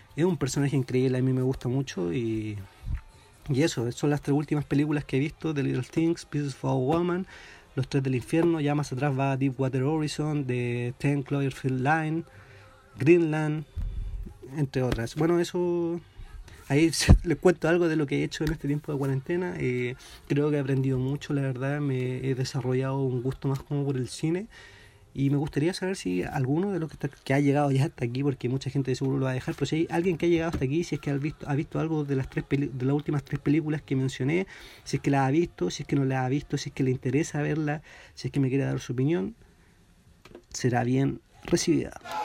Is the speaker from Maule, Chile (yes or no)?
yes; Talca, Maule, Chile; now in Santiago, Chile; yo soy de Talca